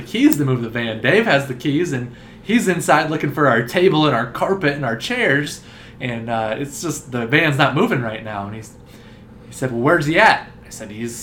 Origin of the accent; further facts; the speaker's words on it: Iowa, United States; we're from Iowa